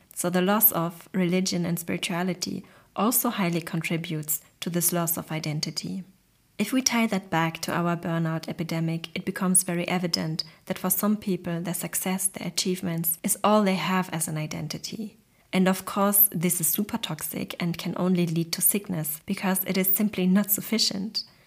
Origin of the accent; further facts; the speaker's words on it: Germany; I grew up in Germany, one of the most individualistic countries that exist